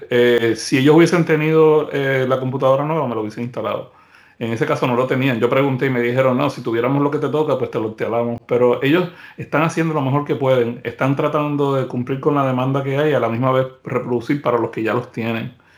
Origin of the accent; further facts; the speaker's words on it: Puerto Rico; now in United States; En la isla de Puerto Rico, que es de donde yo soy